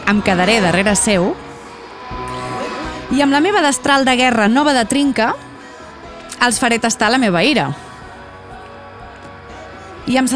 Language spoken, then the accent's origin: Catalan; Vilassar de Dalt, Catalonia, Spain; del meu poble, de Vilassar de Dalt